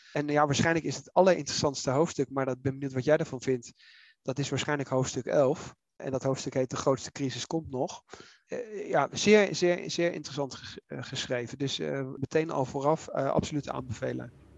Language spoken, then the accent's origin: Dutch; The Hague, South Holland, Netherlands; ik ben in Den Haag opgegroeid, dus ik ken dat